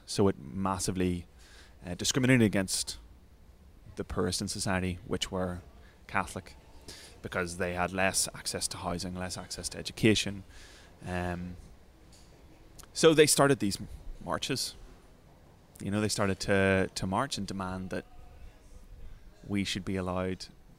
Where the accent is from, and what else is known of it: Northern Ireland, United Kingdom; born or raised there; now in London, United Kingdom